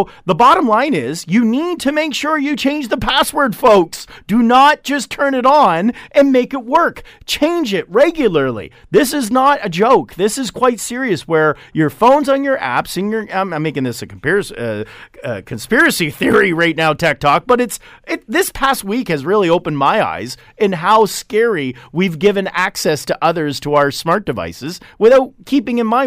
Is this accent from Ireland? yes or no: no; Canada; I don't know where you are. I haven't turned on any of your other security cameras, but I'm from Canada